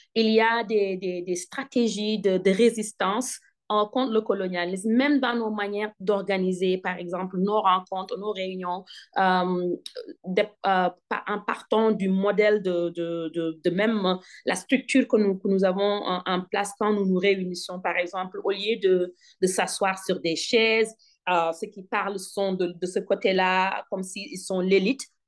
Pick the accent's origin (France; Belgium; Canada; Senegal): Senegal; now in North Carolina, United States; je suis d'origine sénégalaise. Je suis sénégalaise